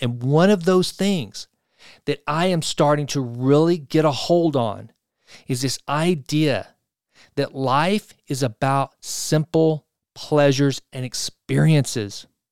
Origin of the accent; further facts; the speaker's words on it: Sulphur Springs, Texas, United States; Sulphur Springs, my hometown